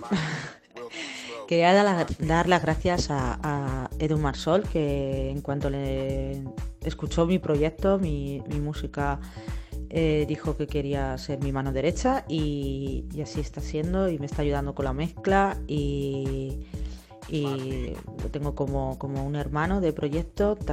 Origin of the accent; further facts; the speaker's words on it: Castilla-La Mancha, Spain; mi comida favorita, como buena manchega, porque yo soy manchega, eh, ya he dicho que eh, soy de Campo de en un pueblo de Ciudad Real